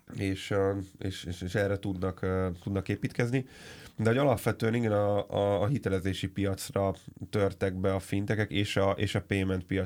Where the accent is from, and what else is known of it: Hungary